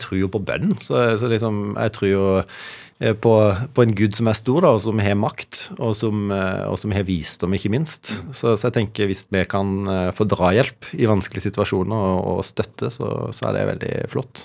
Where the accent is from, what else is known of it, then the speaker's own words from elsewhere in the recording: Evje, Agder, Norway; er jo fra, fra, et lite sted og har alltid vært stolt av det, fra, fra Evje i, i Agder